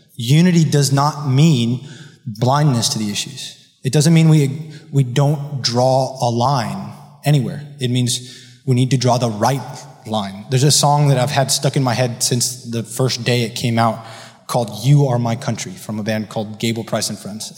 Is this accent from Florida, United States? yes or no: yes; Miami Beach, Florida, United States; I was raised here in Miami Beach by wise, godly parents